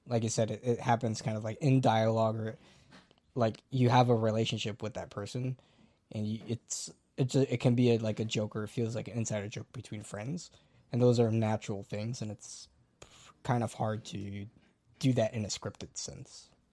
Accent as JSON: {"language": "English", "country": "United States", "said": "me as an American"}